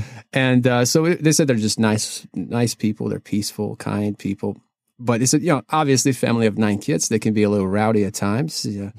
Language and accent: English; Kyiv, Ukraine; now in United States; I am originally from Kiev, Ukraine